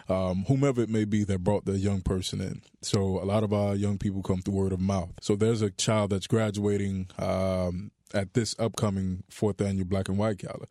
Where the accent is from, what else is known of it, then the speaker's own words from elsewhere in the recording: Miami, Florida, United States; Born and raised in Miami, Florida.